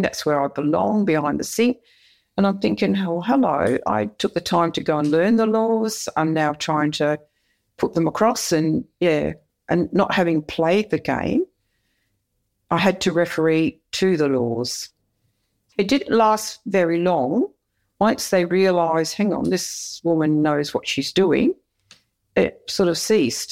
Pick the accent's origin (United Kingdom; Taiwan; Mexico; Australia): Australia; Perth, Western Australia; I grew up in Perth